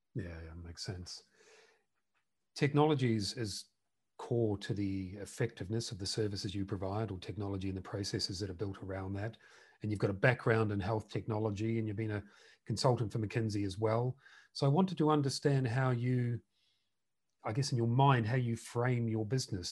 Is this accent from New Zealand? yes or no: yes; New Zealand; now in United Kingdom; We're both originally from New Zealand